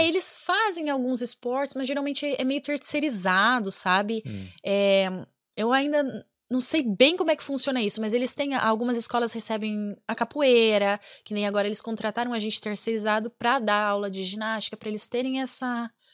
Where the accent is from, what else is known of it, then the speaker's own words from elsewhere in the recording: Brazil; now in Ireland; eu sou, sou, muito brasileira, eu amo o Brasil, sabe? Eu moro na Irlanda, mas eu amo o Brasil